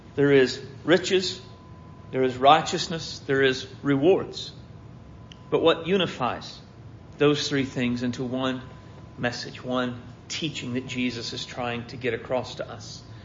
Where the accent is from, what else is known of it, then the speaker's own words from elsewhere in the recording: United States; I've never been anything but an American